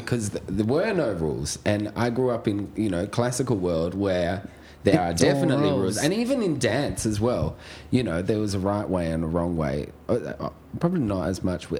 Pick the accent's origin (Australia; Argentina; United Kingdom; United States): Australia; Port Adelaide, South Australia; No, I'm just from Port